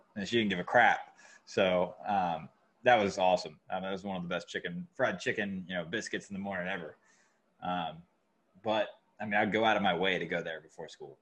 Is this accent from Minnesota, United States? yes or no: no; Georgia, United States; now in North Carolina, United States; where I'm at North Carolina or where I grew up in Georgia